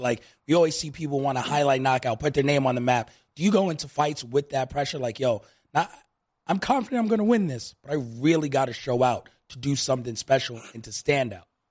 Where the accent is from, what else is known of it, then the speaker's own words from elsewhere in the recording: New York, United States; now in Las Vegas, United States; I grew up in New York, tons of Nigerian friends